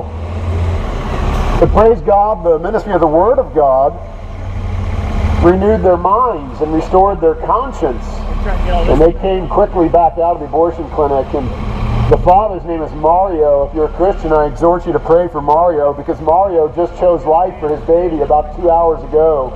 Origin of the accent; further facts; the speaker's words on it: Portland, Oregon, United States; I'm from Portland, Oregon